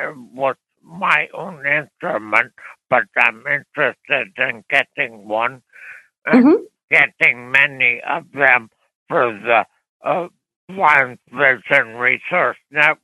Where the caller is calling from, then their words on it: Berkeley, California, United States; from Berkeley, California.